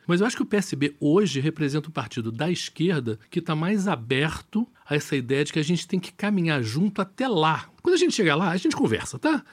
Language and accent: Portuguese; Rio de Janeiro, Brazil; moved away; eu sou carioca, adoro o Rio de Janeiro